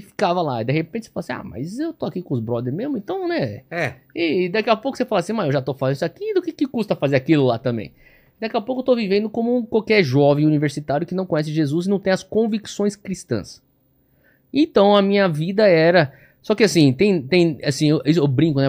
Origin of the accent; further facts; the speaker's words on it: São Paulo, Brazil; also born or lived in United States / Hawaii; pessoas com quem eu cresci, e meu círculo social crescendo aqui em São Paulo era escola e igreja e o pessoal do futebol